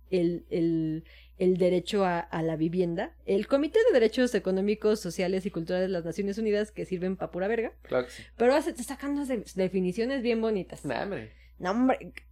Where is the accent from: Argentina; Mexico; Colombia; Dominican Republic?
Mexico; yo, yo soy mexicano, pero soy mexicano bien.